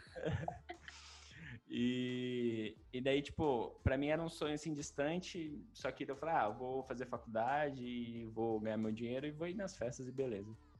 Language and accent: Portuguese; Maringá, Paraná, Brazil; eu sou de Maringá